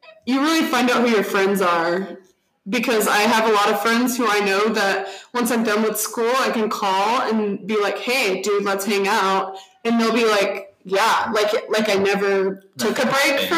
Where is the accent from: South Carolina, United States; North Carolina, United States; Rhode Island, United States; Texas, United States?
Texas, United States; I'm from Texas.